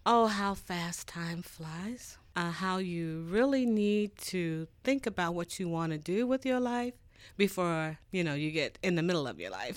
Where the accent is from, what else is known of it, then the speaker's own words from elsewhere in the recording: Muncie, Indiana, United States; also born or lived in Atlanta, Georgia / Washington, D.C. / Carlsbad, New Mexico; I grew up here in Muncie